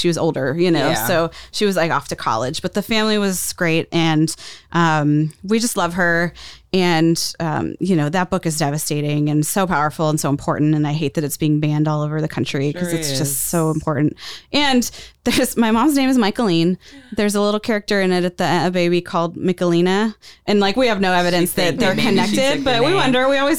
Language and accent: English; Lorain, Ohio, United States; we're from Lorain, Ohio